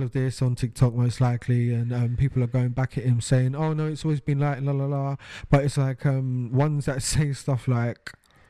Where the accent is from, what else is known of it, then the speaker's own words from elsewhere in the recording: United Kingdom; this is literally the final nail in the coffin as far as British people and our rights